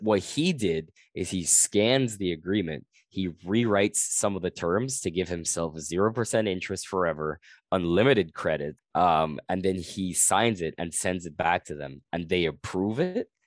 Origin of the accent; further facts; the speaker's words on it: Guyana; now in Canada; I'm from Guyana